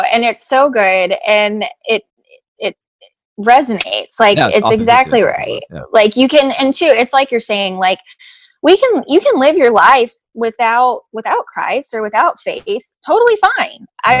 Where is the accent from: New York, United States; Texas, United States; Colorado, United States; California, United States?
New York, United States; Apparently I'm not, but I'm from New York, so.